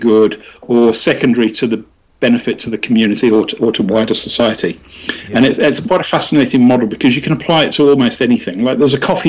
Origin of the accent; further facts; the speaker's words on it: West Midlands, United Kingdom; now in London, United Kingdom; I'm from the West Midlands, which is a very, very kind of working class background.